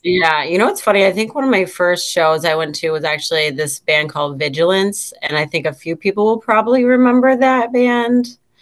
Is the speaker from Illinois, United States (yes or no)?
no; Syracuse, New York, United States; also born or lived in Fulton, New York; I'm from Syracuse, New York